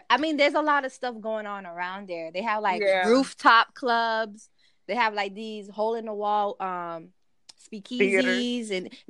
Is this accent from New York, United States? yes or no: yes; New York City, New York, United States; moved away; I was born in Brooklyn